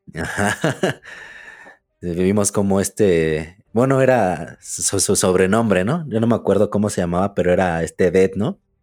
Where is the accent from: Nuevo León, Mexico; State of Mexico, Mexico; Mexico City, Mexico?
State of Mexico, Mexico; Ecatepec; De Catepec.